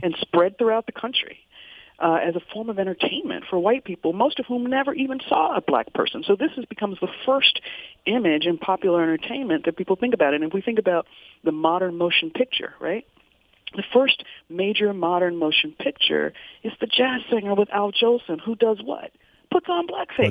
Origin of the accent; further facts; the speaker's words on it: Virginia, United States; also born or lived in Detroit; now in Richmond, United States; having grown up in Virginia